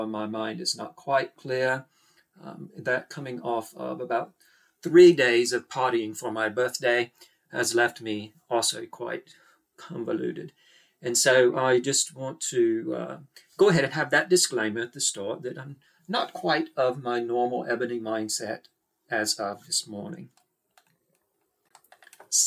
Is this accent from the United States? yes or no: no; Australia; accent: Australian; people hear my accent, then they immediately think, here's a girl from Australia.